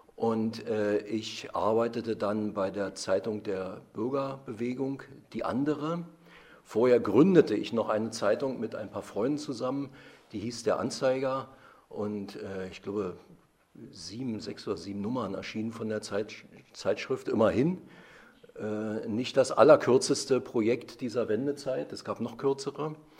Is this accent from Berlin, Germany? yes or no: yes; Berlin, Germany; am 1. Dezember 1959 geboren worden in Ostberlin, in Friedrichshain